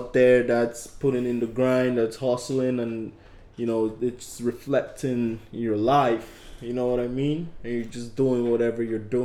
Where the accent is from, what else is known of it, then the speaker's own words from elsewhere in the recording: Nigeria; accent: Nigerian; Naija for life.